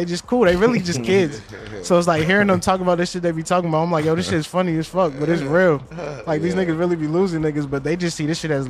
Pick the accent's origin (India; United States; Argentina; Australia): United States; Minnesota; I'm from Minnesota.